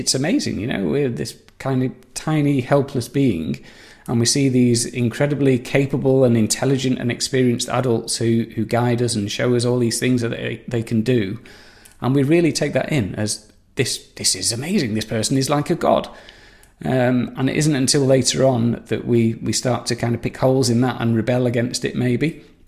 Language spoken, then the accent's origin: English; Saddleworth, North West England, United Kingdom; moved away; I'm from Saddleworth, Greater Manchester. I've moved around a fair bit, but I came home to roost about 20 years ago